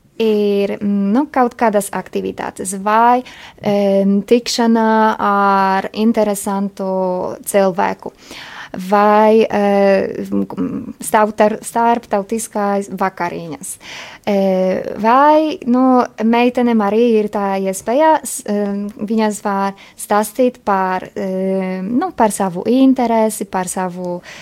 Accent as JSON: {"language": "Latvian", "country": "Poland", "second_language": "Latvian", "moved": "as an adult", "lives_now": "Riga, Latvia", "said": "Esmu poliete"}